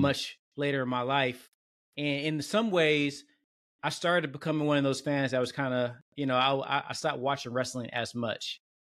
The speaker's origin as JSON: {"language": "English", "town": "Detroit", "region": "Michigan", "country": "United States", "tie": "born or raised there", "said": "I grew up in Detroit"}